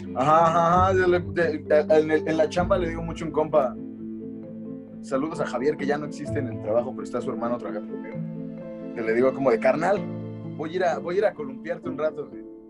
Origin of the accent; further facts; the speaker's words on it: Mexico; como latinoamericano, no como mexicano